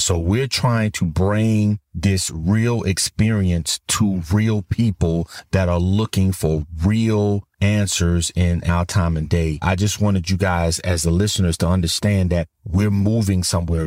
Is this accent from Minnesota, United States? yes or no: no; Florida, United States; moved away as an adult; also born or lived in Tennessee; I'm originally from Florida and my wife is from Tennessee